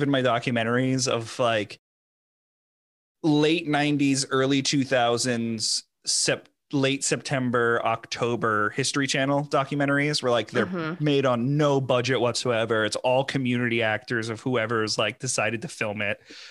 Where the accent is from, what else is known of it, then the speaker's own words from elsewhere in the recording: southeastern Connecticut, United States; also born or lived in Long Island, New York; now in New Jersey, United States; where I grew up in Connecticut, southeastern Connecticut